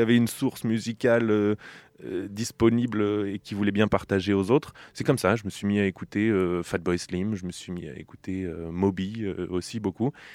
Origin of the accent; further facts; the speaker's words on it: Bourges, Centre-Val de Loire, France; also born or lived in Switzerland; now in Nantes, France; J'ai grandi dans la région centre, à Bourges